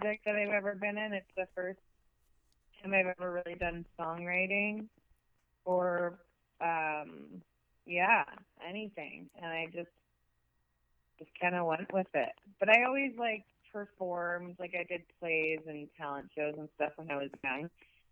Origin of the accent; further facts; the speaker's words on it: Lagunitas, California, United States; I'm from Lagunitas, actually, which is West Marin.